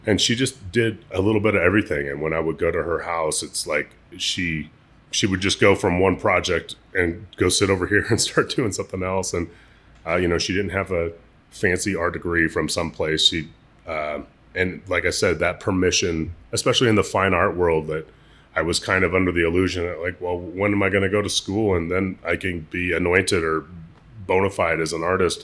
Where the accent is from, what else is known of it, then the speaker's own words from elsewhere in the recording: Seattle, Washington, United States; also born or lived in Lummi Reservation, Washington / Shoreline, Washington; I was, I was born in Seattle